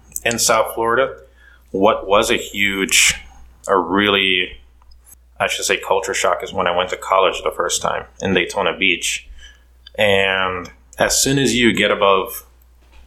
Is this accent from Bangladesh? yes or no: no; Curaçao; now in Idaho, United States; originally I'm from the island of Curacao.